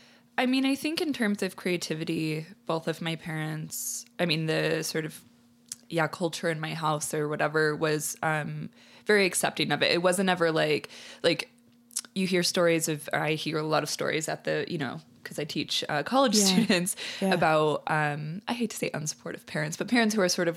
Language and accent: English; Peoria, Illinois, United States; In Peoria, Illinois, but outside of Chicago.